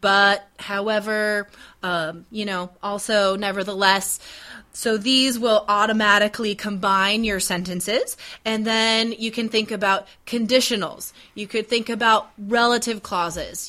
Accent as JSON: {"language": "English", "country": "United States", "said": "I'm American."}